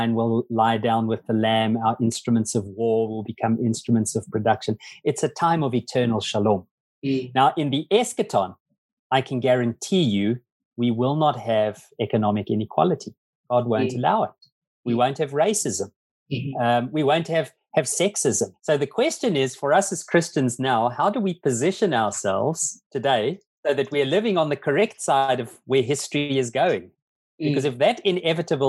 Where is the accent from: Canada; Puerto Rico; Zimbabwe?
Zimbabwe; now in South Africa; I was born actually in Zimbabwe, not in South Africa.